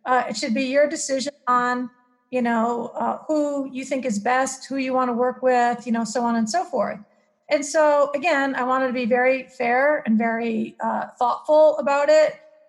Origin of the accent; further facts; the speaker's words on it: Maine, United States; I came from Maine to California, and Santa Cruz is a very unique place.